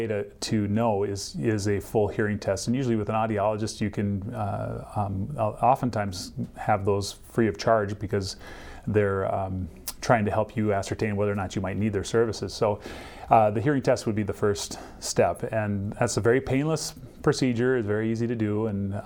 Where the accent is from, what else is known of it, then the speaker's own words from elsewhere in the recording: Minnesota, United States; also born or lived in Cincinnati, Ohio; I grew up in Minnesota and went to college at Bethel